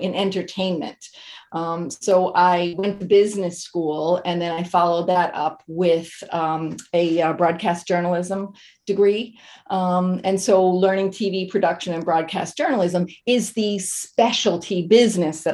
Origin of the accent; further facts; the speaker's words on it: Massachusetts, United States; moved away as an adult; also born or lived in New York; I grew up in Massachusetts, moved to New York in order to do my, I did an internship